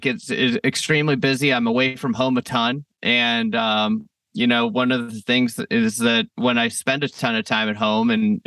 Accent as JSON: {"language": "English", "region": "Midwest", "country": "United States", "also_born_or_lived": "Chicago", "moved": "as an adult", "said": "we're both from the Midwest"}